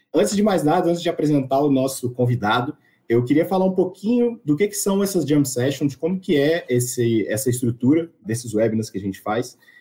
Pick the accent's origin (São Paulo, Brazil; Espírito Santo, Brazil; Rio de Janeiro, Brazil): Espírito Santo, Brazil; eu sou daqui do Espírito Santo